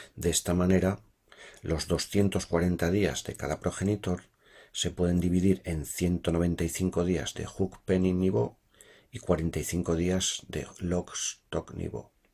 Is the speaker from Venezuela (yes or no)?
no; Spain; moved away as an adult; now in Sweden